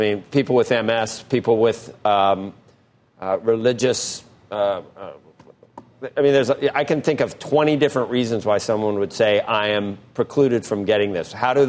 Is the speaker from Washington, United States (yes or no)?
no; Cincinnati, Ohio, United States; I'm from Cincinnati.